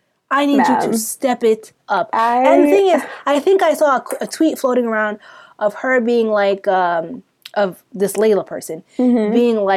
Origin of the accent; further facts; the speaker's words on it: Florida, United States; I'm not Sudanese. I'm from Florida.